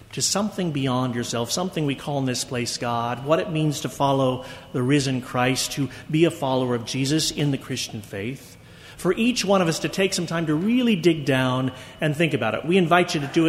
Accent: United States

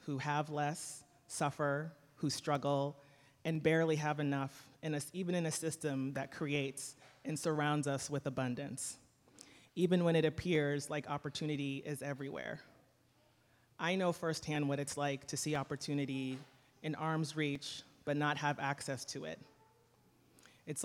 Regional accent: Boston, Massachusetts, United States; I grew up in Boston in a working class immigrant community

